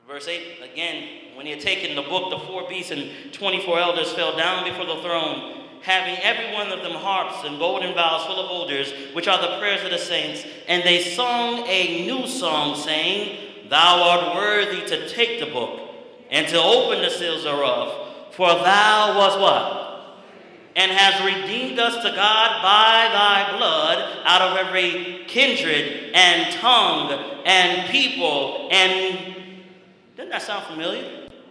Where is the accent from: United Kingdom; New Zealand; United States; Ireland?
United States; Massachusetts; I'm from Massachusetts